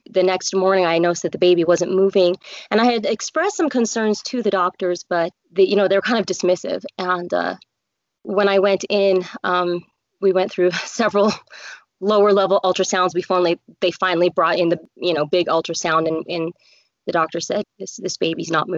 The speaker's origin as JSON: {"language": "English", "region": "Colorado", "country": "United States", "tie": "born or raised there", "moved": "as an adult", "lives_now": "Utah, United States", "said": "I grew up in Colorado"}